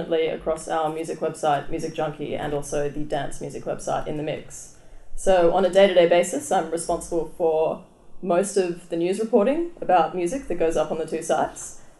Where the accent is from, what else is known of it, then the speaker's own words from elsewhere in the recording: Byron Bay, New South Wales, Australia; I grew up in Byron Bay, and I grew up going to Blues Fest every single